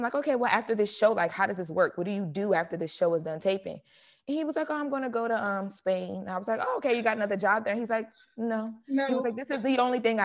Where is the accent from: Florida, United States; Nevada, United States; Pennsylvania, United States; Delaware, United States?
Delaware, United States; Wilmington; moved away as an adult; also born or lived in New York / Atlanta; now in Los Angeles, United States; I grew up in Wilmington. It's like the inner city. It's the hood of Delaware